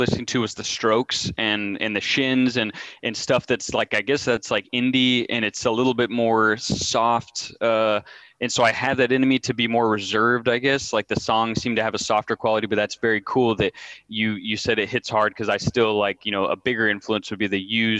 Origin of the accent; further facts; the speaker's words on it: El Paso, Texas, United States; moved away; also born or lived in Austin / College Station; I came from El Paso